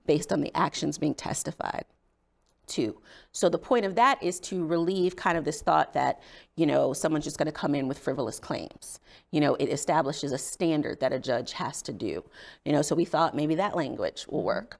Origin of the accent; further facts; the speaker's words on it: South Bend, Indiana, United States; moved away as an adult; also born or lived in Virginia; now in Maryland, United States; I grew up in South Bend, Indiana, in a family that was very politically active.